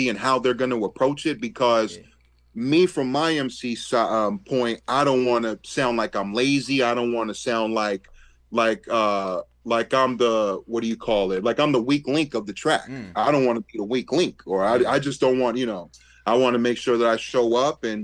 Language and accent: English; United States; I was the kid from the States